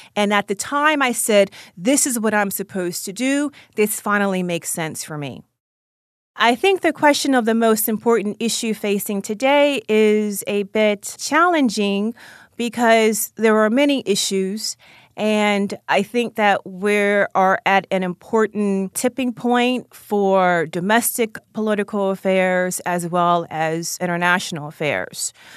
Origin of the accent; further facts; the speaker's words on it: Baltimore, Maryland, United States; also born or lived in Howard County, Maryland; I grew up in Baltimore, Maryland, on the East Side. I lived there with my mother and my sister, And when I was in middle school, I moved to Howard County, Maryland